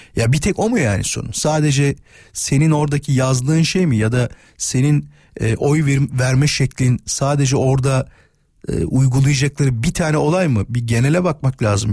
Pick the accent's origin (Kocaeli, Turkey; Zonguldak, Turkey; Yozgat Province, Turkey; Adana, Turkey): Kocaeli, Turkey; İzmit; Ben İzmitliyim biliyorsunuz ve Körfez'de yaşıyor benim ailem